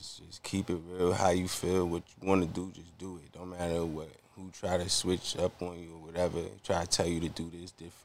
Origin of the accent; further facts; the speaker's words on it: Roosevelt, New York, United States; I'm from Roosevelt, so Dr. J, the basketball player, Julius Irvin, he from my town